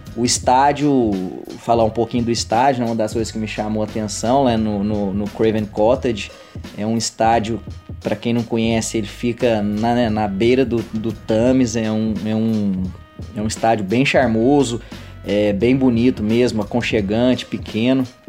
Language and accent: Portuguese; Uberlândia, Minas Gerais, Brazil; sou de Uberlândia, Minas Gerais